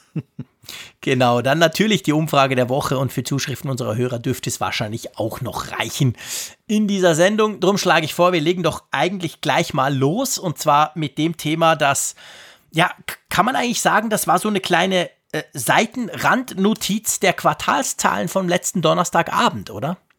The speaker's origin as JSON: {"language": "German", "country": "Switzerland", "said": "hier bei uns in der Schweiz"}